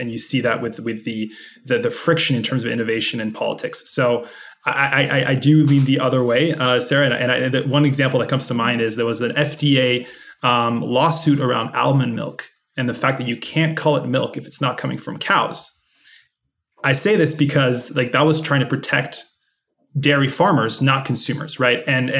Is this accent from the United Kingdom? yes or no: no; France; I'm actually from France originally. You probably can't tell by the accent